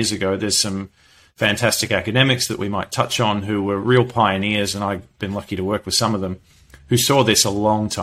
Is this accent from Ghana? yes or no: no; Perth, Western Australia, Australia; moved away; also born or lived in London; I'm from Perth, Western Australia